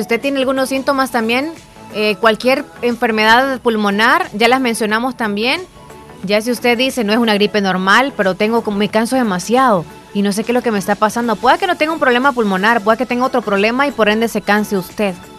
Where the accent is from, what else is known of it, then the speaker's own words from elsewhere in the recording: El Salvador; El Salvador si es nuestro país y ni modo y somos y siempre seguiremos siendo salvadoreños